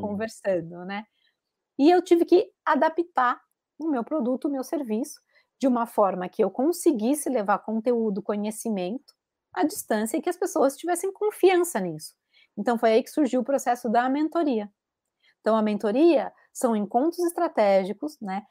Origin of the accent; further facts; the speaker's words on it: Bauru, São Paulo, Brazil; accent: caipira; moved away as an adult; also born or lived in Rio de Janeiro; now in Galicia, Spain; eu sou bauruense